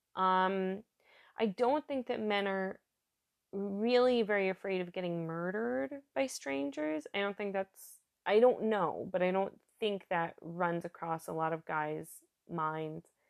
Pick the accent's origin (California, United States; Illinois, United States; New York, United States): New York, United States; moved away as an adult; now in Germany; I'm from New York State